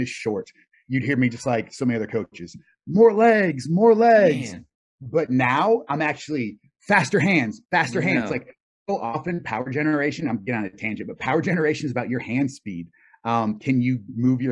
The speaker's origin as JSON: {"language": "English", "region": "North Carolina", "country": "United States", "tie": "born or raised there", "said": "I grew up in North Carolina"}